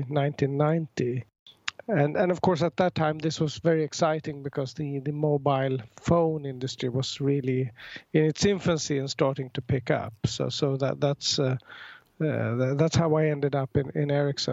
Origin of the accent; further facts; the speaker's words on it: Stockholm, Stockholm County, Sweden; I'm from Stockholm, Sweden, born here